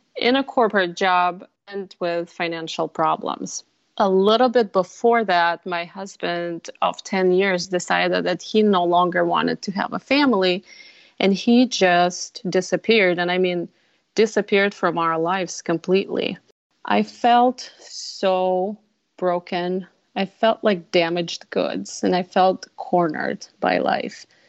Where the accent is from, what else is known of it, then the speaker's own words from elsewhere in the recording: Russia; now in Minnesota, United States; I'm originally from Russia. I spent half of my life, my first part of my life in Russia, and half here in Minnesota.